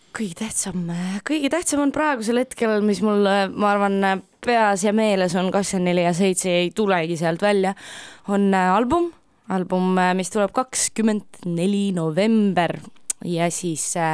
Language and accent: Estonian; Ida-Viru County, Estonia; ma olen äh, pärit äh, Ida-Virumaalt